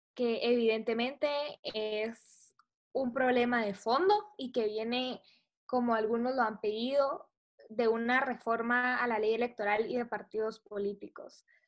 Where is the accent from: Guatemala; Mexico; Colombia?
Guatemala; como guatemaltecos